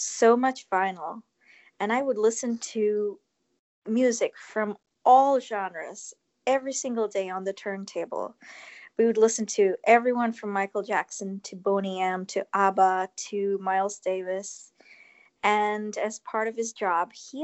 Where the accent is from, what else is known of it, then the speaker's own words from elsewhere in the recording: India; So I was born in India